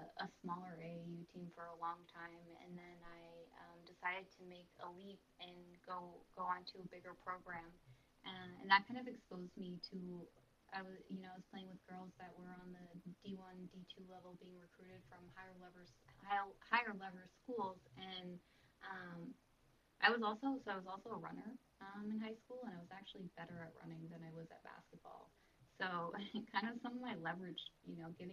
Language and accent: English; Hollis, New Hampshire, United States; So I grew up in Hollis, New Hampshire, and it is a very small town.